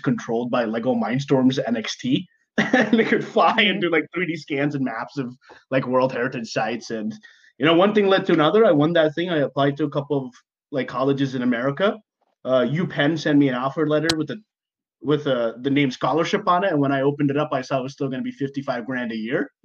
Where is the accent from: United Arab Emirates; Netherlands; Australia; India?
United Arab Emirates; Dubai; moved away; I was born and raised in Dubai